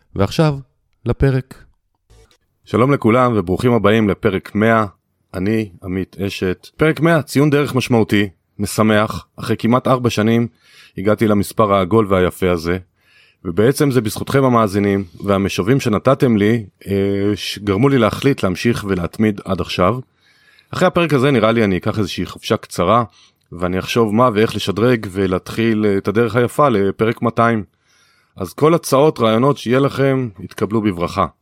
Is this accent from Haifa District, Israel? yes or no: yes; Kiryat Bialik, Haifa District, Israel; אני גדלתי בקריות כי הביאליק